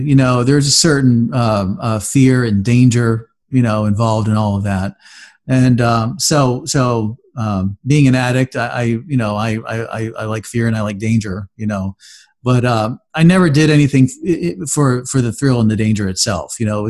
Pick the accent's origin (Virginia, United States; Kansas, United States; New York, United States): New York, United States; also born or lived in Florida; Well, I was born in upstate New York, and my parents moved a lot. We moved between New York and Florida, New York and Florida, New York and Florida, you know, quite a few times.